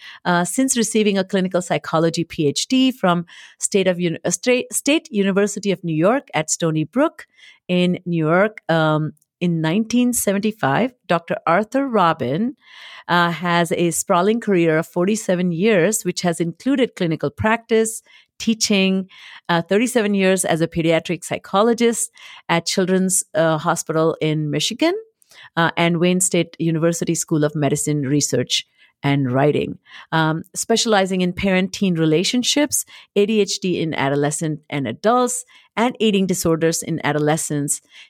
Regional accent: India; English is a second language; now in United States; But I think when I came from India to US

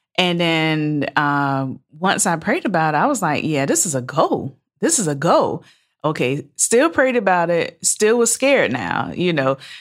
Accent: Savannah, Georgia, United States; moved away as an adult; also born or lived in Valdosta, Georgia / Atlanta, Georgia; I'm from Savannah, Georgia

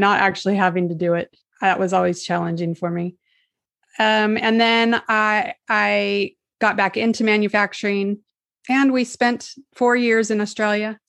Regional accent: California, United States; I was born here in California fifty-two years ago.

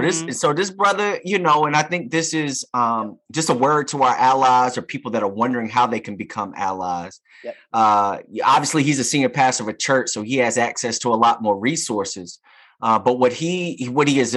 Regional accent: Durham, North Carolina, United States; I'm from the Bull City, Durham, North Carolina

